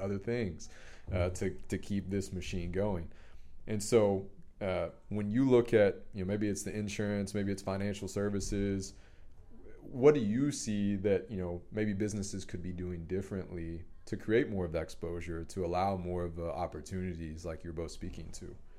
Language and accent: English; Dallas, Texas, United States; I grew up in Dallas, Highland Park with a wealthy family